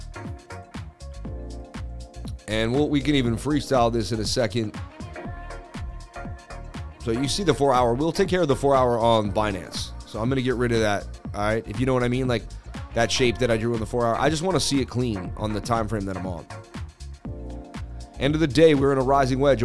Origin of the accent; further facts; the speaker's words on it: Boston, Massachusetts, United States; I'm from Boston